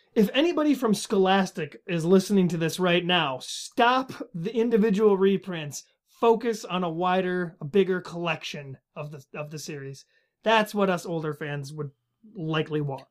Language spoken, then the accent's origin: English; Minnesota, United States; I am from Minnesota. I live in Minnesota